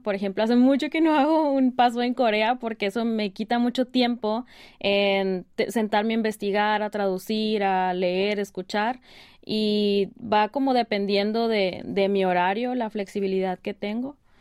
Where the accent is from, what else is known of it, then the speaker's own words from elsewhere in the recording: Mexico; moved away as an adult; now in South Korea; yo soy criada como mexicana, como latina